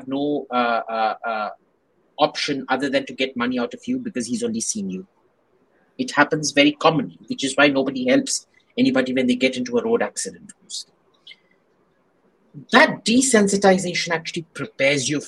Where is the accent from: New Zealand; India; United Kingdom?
India; growing up in India